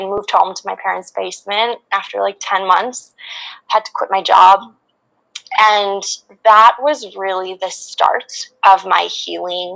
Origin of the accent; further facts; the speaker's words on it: Regina, Saskatchewan, Canada; also born or lived in Vancouver; I went to the University of Regina in Saskatchewan, where my hometown is